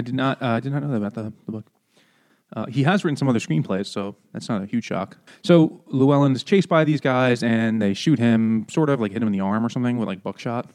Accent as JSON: {"language": "English", "region": "New Yorker", "country": "United States", "said": "as a New Yorker"}